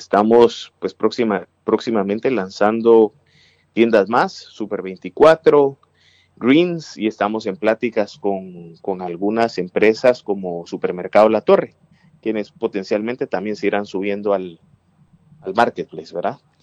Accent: Guatemala City, Guatemala Department, Guatemala; moved away as an adult; now in United States; yo nací en la ciudad capital, soy, soy de Guatemala y tengo siete años y medio viviendo en Estados Unidos.

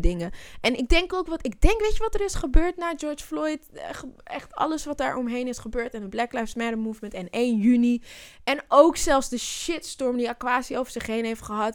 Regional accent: Zwanenburg, North Holland, Netherlands; born or raised there; also born or lived in Amsterdam (Bijlmer)

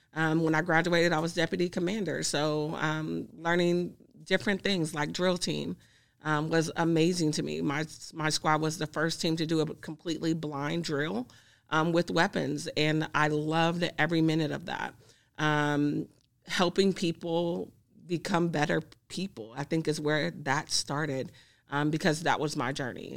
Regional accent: Greenville, Mississippi, United States; now in Kansas, United States; I'm originally from Mississippi

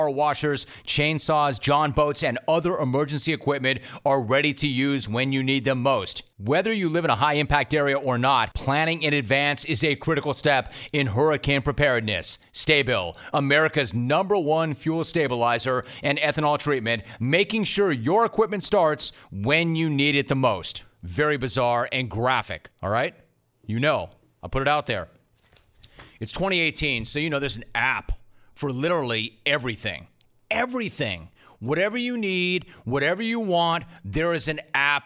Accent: Southern California, United States; I grew up in Southern California and played Little League baseball

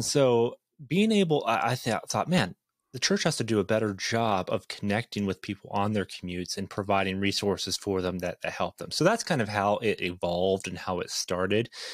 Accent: Ontario, Canada; now in Idaho, United States; I grew up in a small town, uh, about eight hours north of Toronto

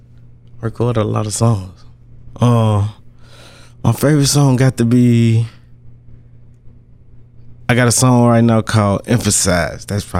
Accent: Monroe, United States; I'm from the hood. I'm from Monroe, man. I'm this block. Mm-hmm. And I did this for the people I grew up with.

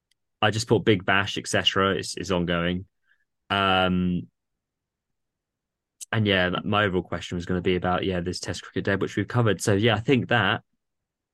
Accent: England, United Kingdom

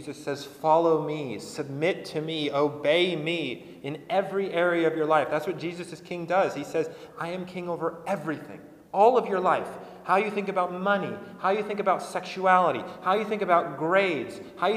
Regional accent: United States; in America, we've sort of built our political identity about this

